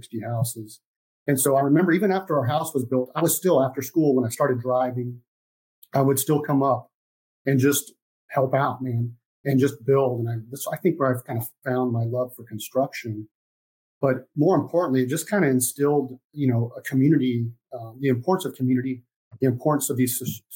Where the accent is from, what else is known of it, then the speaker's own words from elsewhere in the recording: Los Angeles, California, United States; I'm originally from Los Angeles, California